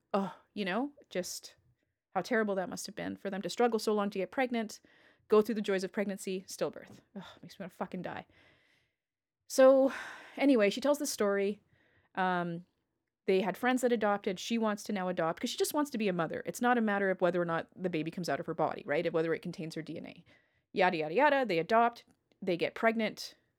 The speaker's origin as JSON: {"language": "English", "country": "Canada", "said": "I'm Canadian"}